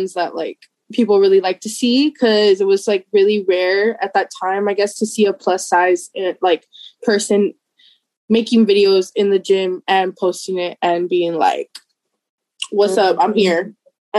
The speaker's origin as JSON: {"language": "English", "town": "McAllen", "region": "Texas", "country": "United States", "said": "I'm from McAllen, Texas"}